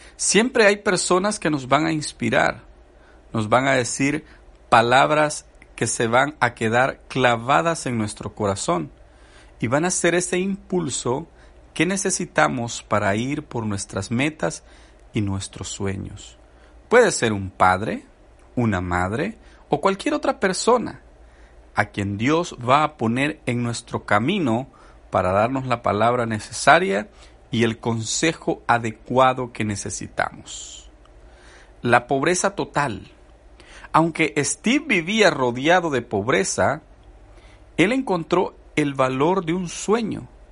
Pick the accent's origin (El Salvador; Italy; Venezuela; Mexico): El Salvador; Yo soy salvadoreño y he platicado con mis amigos del Salvador